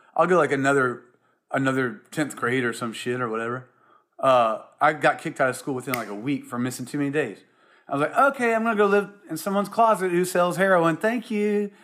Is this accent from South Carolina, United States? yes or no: yes; South Carolina, United States; moved away as an adult; also born or lived in Columbia, South Carolina / Charleston, South Carolina / Seattle; growing up in South Carolina and Columbia, um, or Charleston